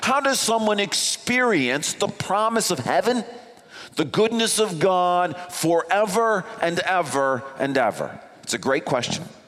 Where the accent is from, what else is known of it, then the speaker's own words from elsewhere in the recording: East Grand Rapids, Michigan, United States; I grew up in East Grand Rapids